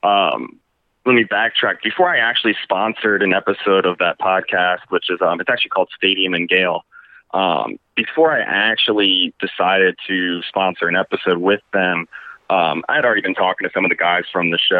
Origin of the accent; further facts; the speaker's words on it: Orlando, Florida, United States; I'm from Orlando originally